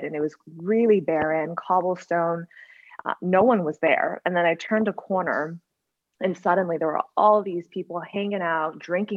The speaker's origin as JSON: {"language": "English", "town": "Weston", "region": "Massachusetts", "country": "United States", "tie": "born or raised there", "also_born_or_lived": "New York / Chicago", "moved": "as an adult", "said": "my hometown, Weston, Massachusetts"}